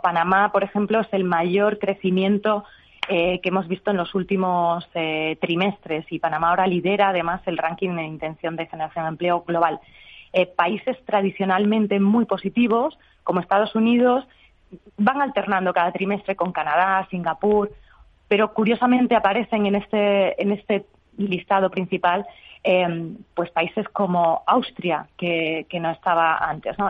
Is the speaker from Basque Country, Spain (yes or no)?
no; Extremadura, Spain; yo, como buena extremeña